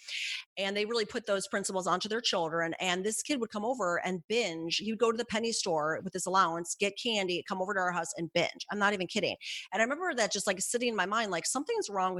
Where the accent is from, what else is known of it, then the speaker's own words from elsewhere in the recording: Midwest, United States; I'm from the Midwest